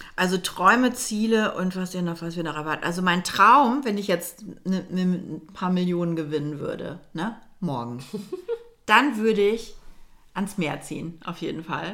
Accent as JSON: {"language": "German", "country": "Germany", "also_born_or_lived": "Milan, Italy", "said": "als Deutsche im, in Mailand"}